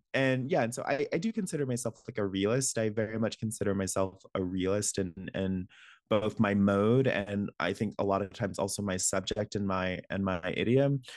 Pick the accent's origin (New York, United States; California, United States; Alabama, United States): Alabama, United States; moved away; I'm from Alabama